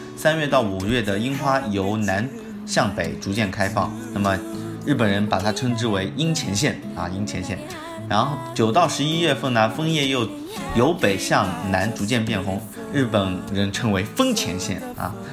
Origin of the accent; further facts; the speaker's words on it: China; 我们中国人也是没有给小费的那个习惯